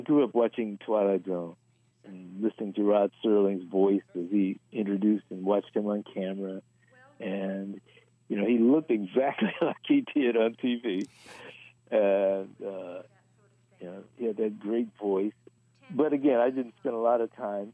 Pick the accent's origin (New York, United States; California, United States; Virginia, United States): California, United States; Los Angeles; born and raised in Los Angeles